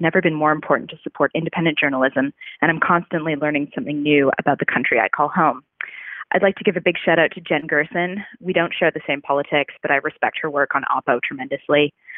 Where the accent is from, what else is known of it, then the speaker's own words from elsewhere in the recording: Vancouver, British Columbia, Canada; now in Sydney, Australia; I'm originally from Vancouver, but I'm currently living in Sydney, Australia